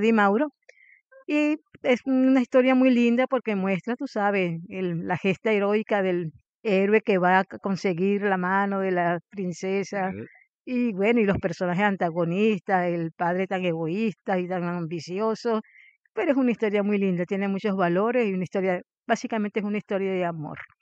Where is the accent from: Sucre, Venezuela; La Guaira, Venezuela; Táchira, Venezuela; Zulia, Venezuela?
La Guaira, Venezuela; moved away as an adult; soy de La Guaira, Venezuela